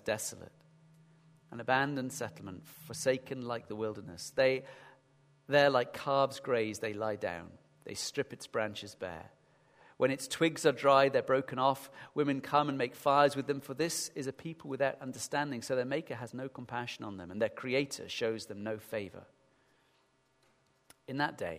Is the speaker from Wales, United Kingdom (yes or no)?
no; Sheffield, Yorkshire and the Humber, United Kingdom; accent: northern; moved away; I remember growing up in Sheffield